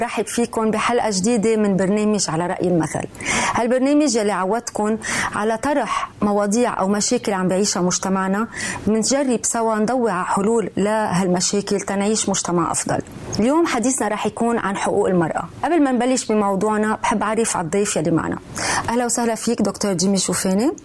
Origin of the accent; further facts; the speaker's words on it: Lebanon; نحن بمجتمع لبناني